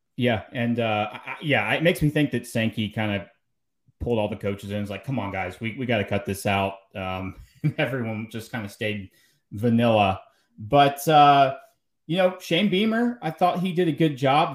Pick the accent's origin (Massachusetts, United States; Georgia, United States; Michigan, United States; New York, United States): Georgia, United States; Atlanta; moved away; I'm from Atlanta